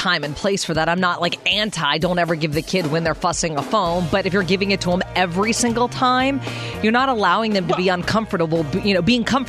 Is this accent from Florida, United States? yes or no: no; Pittsburgh, Pennsylvania, United States; I'm from Pittsburgh